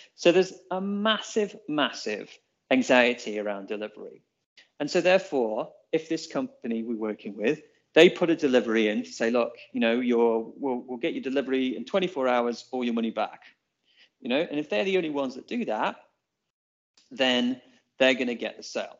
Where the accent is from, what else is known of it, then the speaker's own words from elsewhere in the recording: England, United Kingdom; now in Auckland, New Zealand; we're English